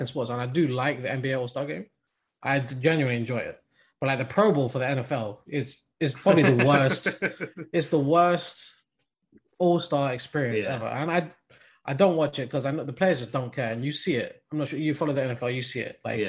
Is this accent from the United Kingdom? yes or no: yes; England, United Kingdom; being born and raised in England